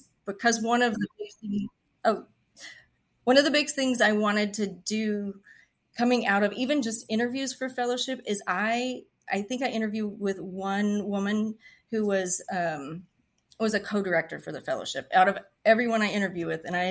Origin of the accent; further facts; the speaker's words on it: West Texas, United States; now in Houston, United States; I'm from West Texas. There's rattlesnakes and scorpions and things that can kill you out there.